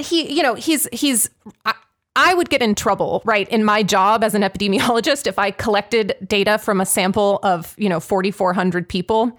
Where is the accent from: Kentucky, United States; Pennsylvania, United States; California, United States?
Pennsylvania, United States; Pittsburgh; I'm from Pittsburgh